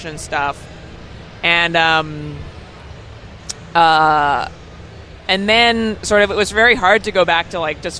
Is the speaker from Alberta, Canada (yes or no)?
yes; Calgary, Alberta, Canada; moved away as an adult; also born or lived in Ontario; I grew up in Calgary